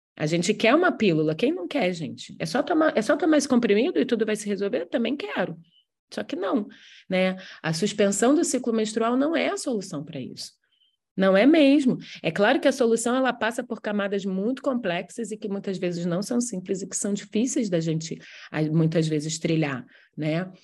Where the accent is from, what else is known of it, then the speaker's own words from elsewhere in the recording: Rio de Janeiro, Brazil; Eu sou carioca